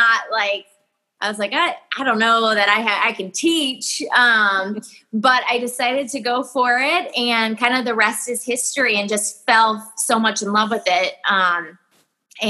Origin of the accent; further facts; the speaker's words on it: Waynesville, Ohio, United States; also born or lived in Tampa, Florida; I'm from Waynesville. I grew up Waynesville, small town